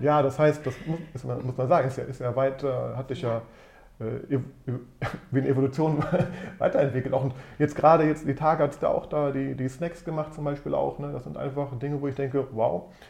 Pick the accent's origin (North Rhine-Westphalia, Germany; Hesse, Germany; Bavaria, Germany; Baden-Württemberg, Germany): North Rhine-Westphalia, Germany; Düsseldorf; ich bin in Düsseldorf geboren und aufgewachsen